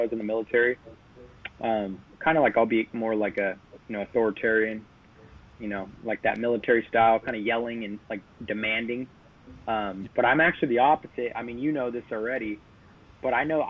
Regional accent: Sacramento, California, United States; also born or lived in Oceanside, California; Came here pretty much immediately, you know, about around 1 year old. Been in Sacramento the whole time. Grew up in a little bit in East Sac when I was a kid

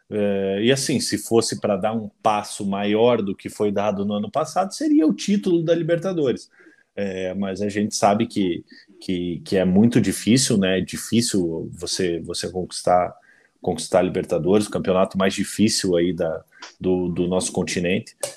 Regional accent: Paraná, Brazil; nós, como paranaenses, é, é, aqui da, da, da, aldeia, né?

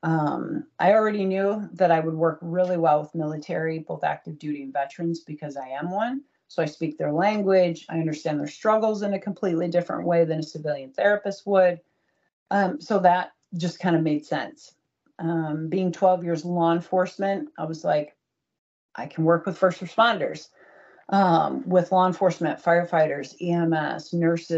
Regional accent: Troy, Michigan, United States; So born and raised in Troy, Michigan.

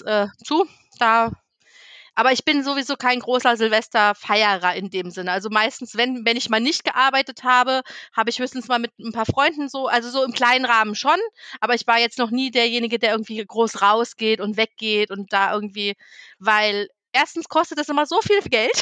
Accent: Northern Germany, Germany; moved away; ich bin ja gebürtige Norddeutsche und habe da noch meine Oma und die Seite meines Vaters, äh, die wohnen ja noch komplett dort oben

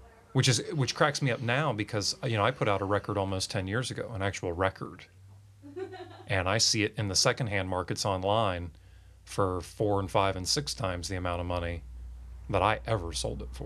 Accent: Swansboro, North Carolina, United States; I'm a podunk from Swansboro, North Carolina

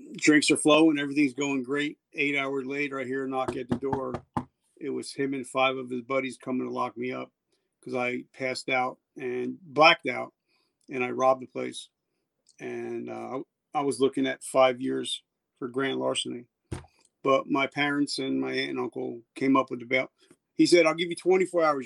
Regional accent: New Jersey, United States; also born or lived in South Carolina; I'm from New Jersey, and where I'm sitting right now, where I'm overlooking where the Twin Towers once stood

